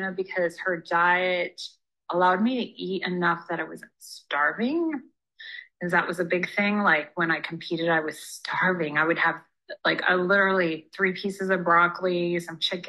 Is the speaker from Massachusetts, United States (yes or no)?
no; Upper Peninsula, Michigan, United States; moved away as an adult; now in California, United States; I'm from Michigan, Upper Peninsula, Michigan, so like literally the middle of nowhere